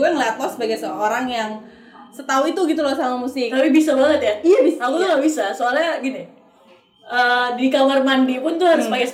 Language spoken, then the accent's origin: Indonesian; Batam, Riau Islands, Indonesia; Ya, aku tuh seneng banget ya, karena memang aku berasal dari Batam.